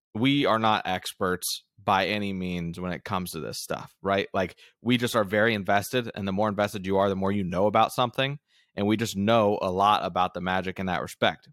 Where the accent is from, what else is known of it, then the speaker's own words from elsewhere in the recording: Central Florida, United States; born and raised in Florida